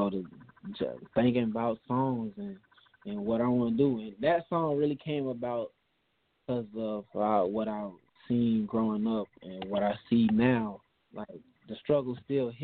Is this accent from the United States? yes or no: yes; Darien, Georgia, United States; I'm from Darien, Georgia, a small town just outside, just inside of Georgia, like on the coastline